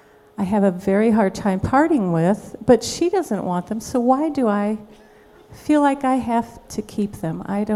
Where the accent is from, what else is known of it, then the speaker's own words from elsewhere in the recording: San Angelo, Texas, United States; I'm from San Angelo, Texas.